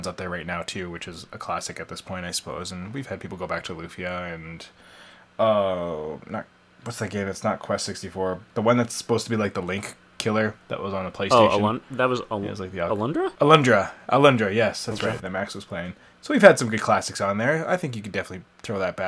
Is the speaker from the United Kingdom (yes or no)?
no; Canada; our home and native land